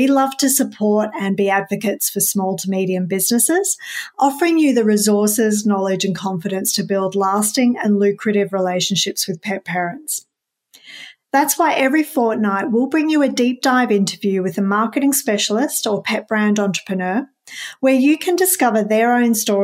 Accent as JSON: {"language": "English", "town": "Melbourne", "region": "Victoria", "country": "Australia", "said": "I'm from Melbourne, Australia"}